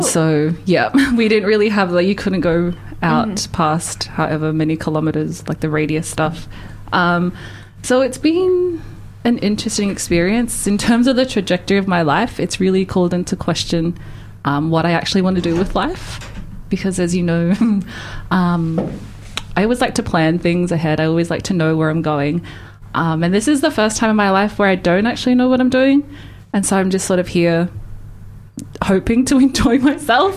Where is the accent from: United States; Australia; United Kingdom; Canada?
Australia; moved away as an adult; now in Dunedin, New Zealand; I actually grew up in Australia. I've only really been in New Zealand for like the last three years